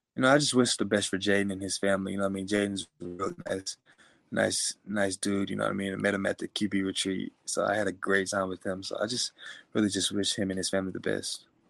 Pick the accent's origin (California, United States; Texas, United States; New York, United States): Texas, United States; Willis; I was raised in Willis, Texas